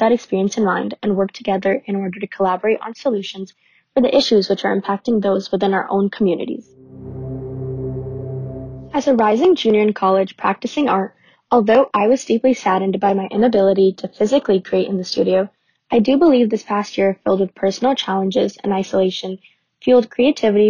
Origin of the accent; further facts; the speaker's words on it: New Jersey, United States; I'm from New Jersey